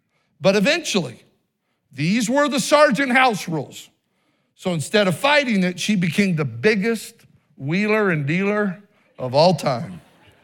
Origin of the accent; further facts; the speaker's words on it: Oregon, United States; born there; They were assistant pastor when I was born in Oregon and even in Idaho.